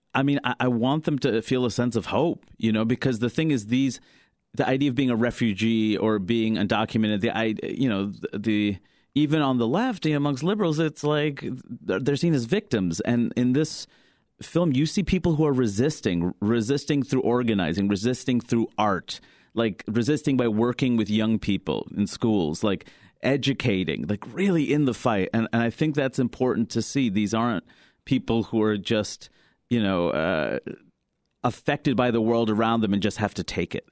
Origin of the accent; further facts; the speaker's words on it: New York City, New York, United States; growing up in Queens, New York